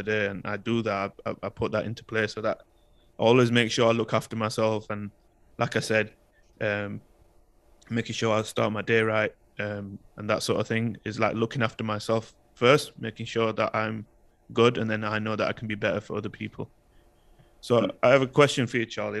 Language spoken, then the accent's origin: English; United Kingdom; my identity as a British Pakistani and how I felt in society in the UK growing up with the racism and the cultural differences